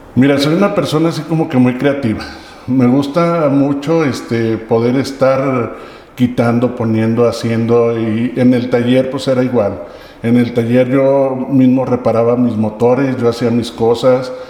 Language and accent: Spanish; Aguascalientes, Mexico; Soy originario de Aguascalientes